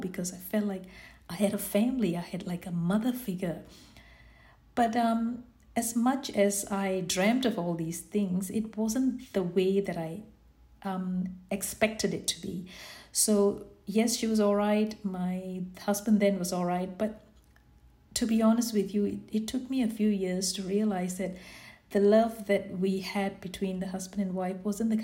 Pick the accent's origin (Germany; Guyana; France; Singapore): Singapore; I was born in Singapore, and I've got 5 siblings. My mum and dad migrated from Sri Lanka in the early 50s to come and live in this beautiful land of Singapore